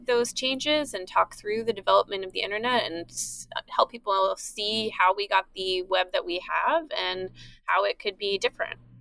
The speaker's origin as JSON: {"language": "English", "area": "East Bay", "region": "Northern California", "country": "United States", "tie": "born or raised there", "also_born_or_lived": "San Diego / East Coast", "moved": "as an adult", "lives_now": "Philadelphia, United States", "said": "I grew up in Northern California"}